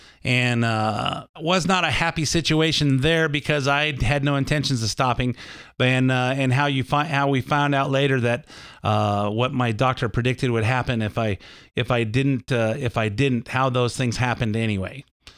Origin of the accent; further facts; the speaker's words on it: Lakewood, United States; I tell stories from my childhood growing up in Lakewood so you can learn a little bit more about me